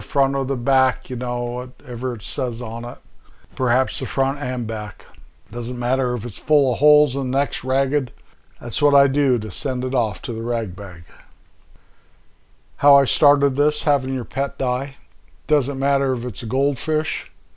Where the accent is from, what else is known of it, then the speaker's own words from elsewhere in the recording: north central Colorado, United States; moved away as an adult; also born or lived in Midwest; that little town up in north central Colorado, my hometown